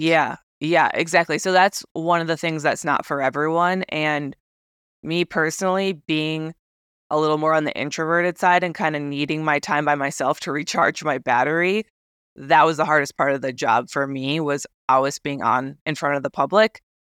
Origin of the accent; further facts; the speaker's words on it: Wisconsin, United States; moved away as an adult; also born or lived in Japan; growing up in Wisconsin